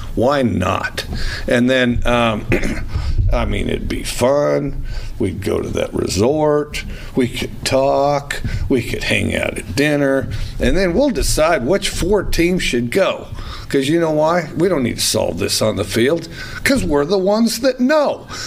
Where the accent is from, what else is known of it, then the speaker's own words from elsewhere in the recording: United States; we're American